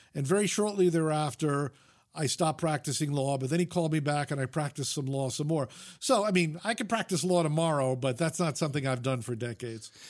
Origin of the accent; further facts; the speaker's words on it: Fairfield, Connecticut, United States; moved away as an adult; also born or lived in Vermont / Utah; now in Los Angeles, United States; I grew up in Fairfield, Connecticut, which is 50 miles from New York City.